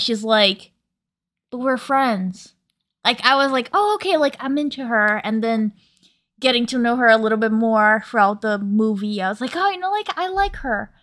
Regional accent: New York, United States; a New Yorker

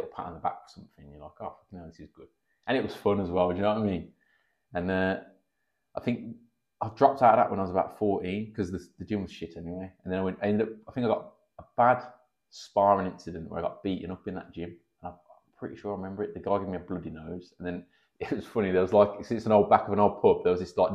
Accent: Birmingham, West Midlands, United Kingdom; also born or lived in Erdington / Sutton Coldfield; I grew up in Erdington originally. Then we moved to Sutton when I was in primary school

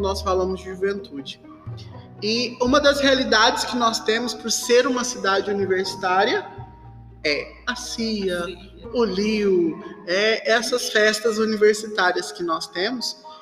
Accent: Uberaba, Minas Gerais, Brazil; nós somos de Uberaba, Minas Gerais, Arquidiocese de Uberaba

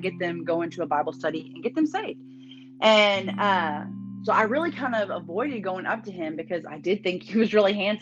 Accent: Houston area, near Cleveland, Texas, United States; I'm from a town called Badson. I was like, it's kind of like close to Cleveland

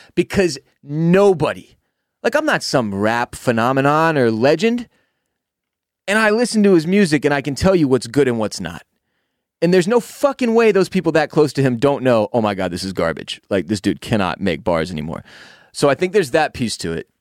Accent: Houston, Texas, United States; When you and I were kids, Growing up in Houston

